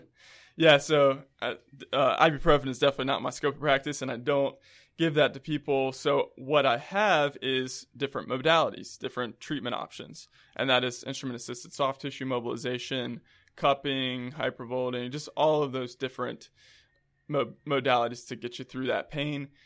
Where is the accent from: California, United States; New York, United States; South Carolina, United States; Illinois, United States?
South Carolina, United States; Columbia; moved away as an adult; also born or lived in Rock Hill, South Carolina / Florida; now in Charlotte, United States; I'm from Columbia, South Carolina, but I've lived there for most of my life